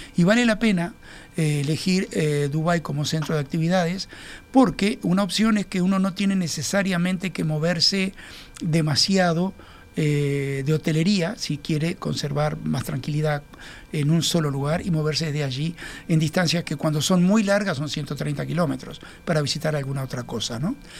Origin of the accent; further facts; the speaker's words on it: Montevideo, Uruguay; nosotros vivimos como montevideanos